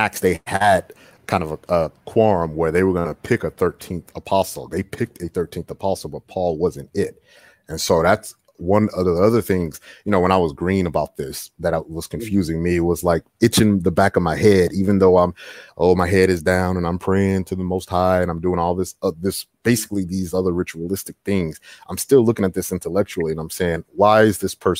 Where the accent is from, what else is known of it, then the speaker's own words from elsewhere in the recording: Houston, Texas, United States; I'm from H-Town, from Houston